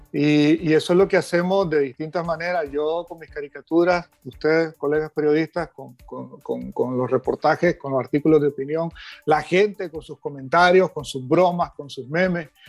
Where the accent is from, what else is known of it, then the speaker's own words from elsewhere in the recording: Nicaragua; a mí como nicaragüense y como ciudadano